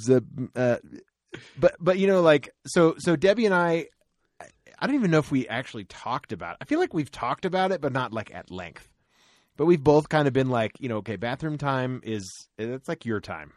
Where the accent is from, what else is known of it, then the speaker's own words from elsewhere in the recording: Florida, United States; I grew up in Florida